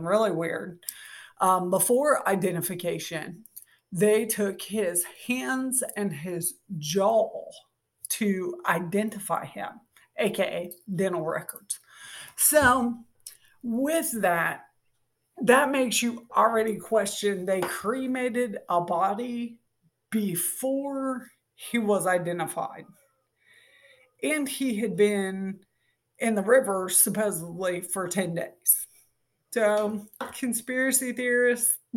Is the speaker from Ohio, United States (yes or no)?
yes; Ohio, United States; moved away as an adult; also born or lived in North Carolina / the South; now in US South (near Robeson County area); I'm from Ohio